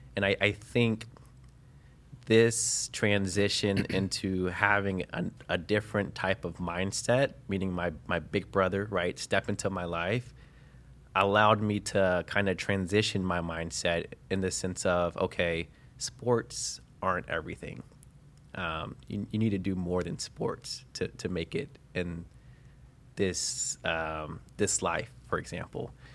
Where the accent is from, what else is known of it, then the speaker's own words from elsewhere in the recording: Cincinnati, Ohio, United States; born and raised in Cincinnati, Ohio